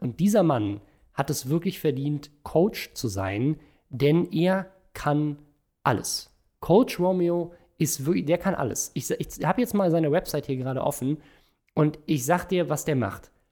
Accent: Germany; bei uns in Deutschland

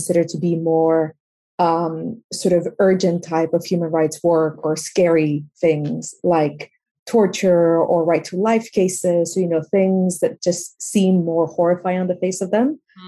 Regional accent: Peru; now in London, United Kingdom; I'm originally from Peru. And growing up, I was exposed to a lot of inequality.

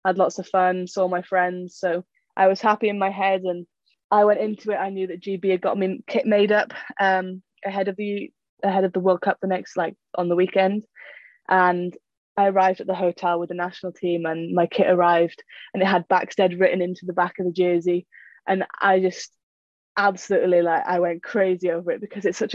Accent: United Kingdom; as a Brit

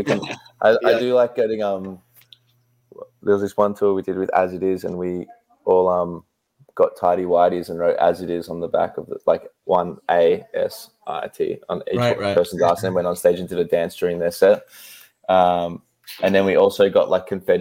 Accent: Orlando, Florida, United States; We're from Orlando, Florida.

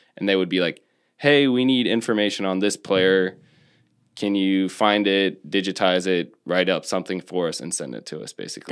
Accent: North Carolina, United States; 40 minutes from my hometown

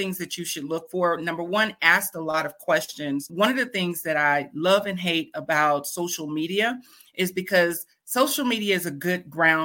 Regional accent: Fort Worth, Texas, United States; Fort Worth, Texas. I was born and raised in Fort Worth, Texas

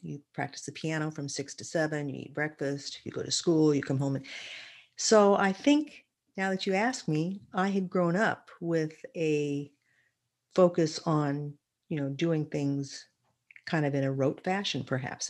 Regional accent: Redlands, California, United States; also born or lived in Berkeley, California; I basically spent most of my childhood and young years in Redlands, California

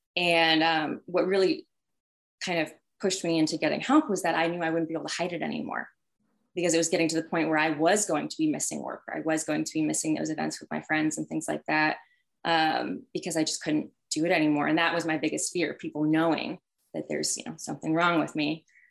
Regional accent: Healdsburg, California, United States; I am um, originally from Sonoma County in Northern California. So I grew up in wine country. Um, and it was uh, a really small town. I'm from Healdsburg specifically.

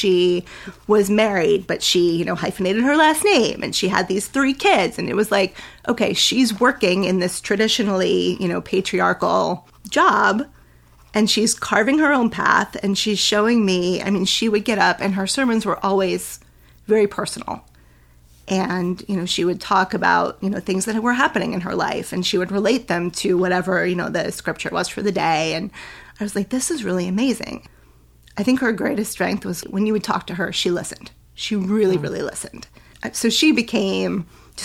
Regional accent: Rhode Island, United States; moved away as an adult; also born or lived in New Hampshire; I'll just move back to Rhode Island. I'll move in with my mom.

